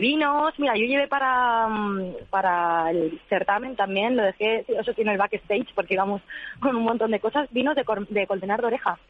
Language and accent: Spanish; San Lorenzo de El Escorial, Community of Madrid, Spain; nosotros somos de San Lorenzo del Escorial, de, la Sierra de Madrid, de la Sierra Oeste